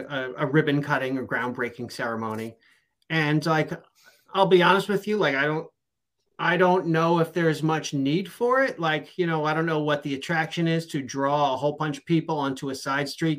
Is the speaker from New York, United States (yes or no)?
yes; New York, United States; now in Dover, United States; I am from New York, so I am very picky about my pizza.